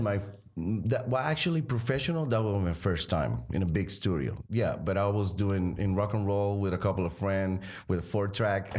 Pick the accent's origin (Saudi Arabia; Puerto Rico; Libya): Puerto Rico; Arecibo; I grew up there with, um, the family, my three brothers and my mom and dad.